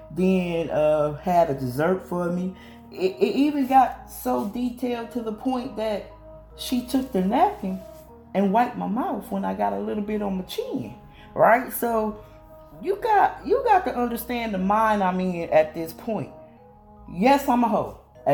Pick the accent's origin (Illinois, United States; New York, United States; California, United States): Illinois, United States; I'm originally from Illinois and I'm now here in North Carolina, so I get stuck in my country slang.